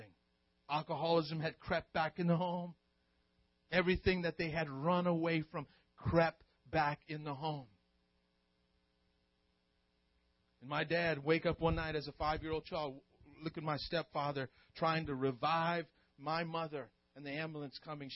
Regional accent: South Louisiana, United States; also born or lived in Stockton, California; I grew up in South Louisiana and had to learn French until sixth grade

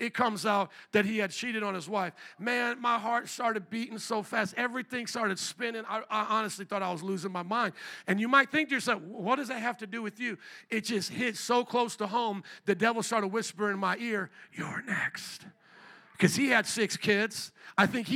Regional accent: Fort Wayne, Indiana, United States; moved away as an adult; also born or lived in New Orleans, Louisiana; I was born and raised in Fort Wayne, Indiana, a town of about 300,000

